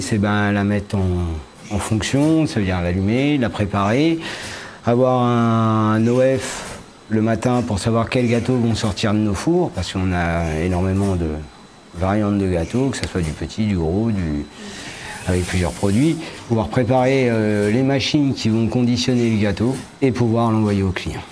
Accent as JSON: {"language": "French", "area": "Paris region", "region": "Île-de-France", "country": "France", "moved": "as an adult", "lives_now": "Morbihan, France", "said": "je suis de la région parisienne à la base et je suis arrivé dans la région du Morbihan"}